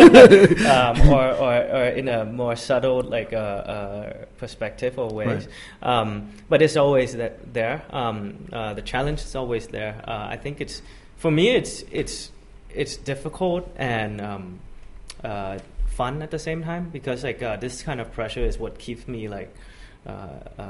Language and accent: English; Bangkok, Thailand; also born or lived in United States; Born and raised in Bangkok